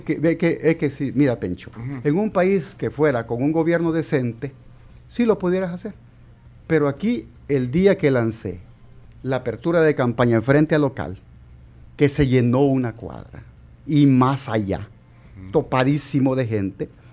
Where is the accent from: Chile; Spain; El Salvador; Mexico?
El Salvador; somos salvadoreños